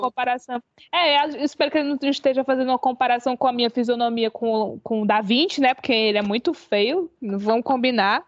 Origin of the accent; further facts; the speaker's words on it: João Pessoa, Paraíba, Brazil; moved away as an adult; also born or lived in Fortaleza; now in Portugal; considero João Pessoa a minha cidade natal